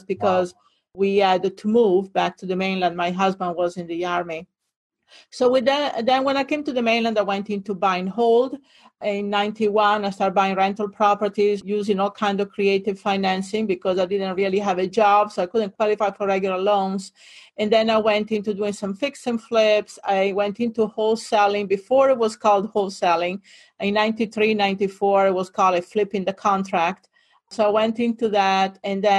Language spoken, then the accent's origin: English; near Venice, Veneto, Italy; English is a second language; moved away as an adult; also born or lived in Hawaii; now in Fort Lauderdale, United States; I grew up in Italy, northern Italy, near Venice